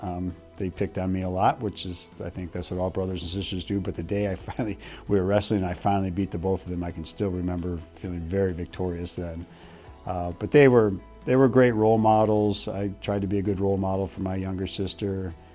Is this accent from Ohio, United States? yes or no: yes; Ohio, United States; born there; also born or lived in Michigan / New Jersey; So I was born in Ohio, so we lived in Ohio for a little bit. Then we moved to Michigan for a couple of years. And then New Jersey for 1 year.